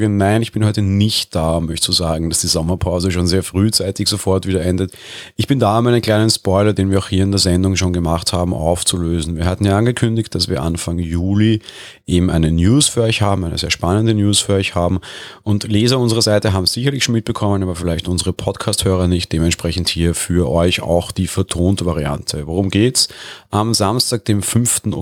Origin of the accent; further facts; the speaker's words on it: Vienna, Austria; Ja, ich komme auch aus Wien, das wurde ich auch schon häufig gefragt.